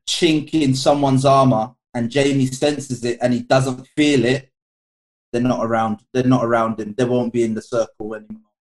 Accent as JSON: {"language": "English", "region": "London", "country": "United Kingdom", "tie": "born or raised there", "said": "I grew up in Edmonton, Tottenham"}